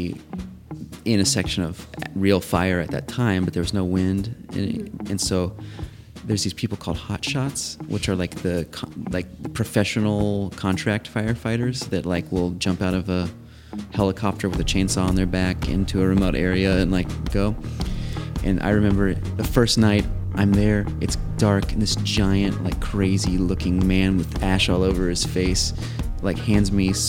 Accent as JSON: {"language": "English", "region": "Missouri", "country": "United States", "said": "I'm from Missouri."}